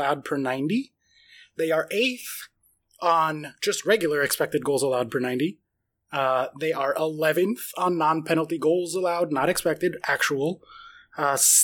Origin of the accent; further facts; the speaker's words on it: United States; We are one American and two Brits.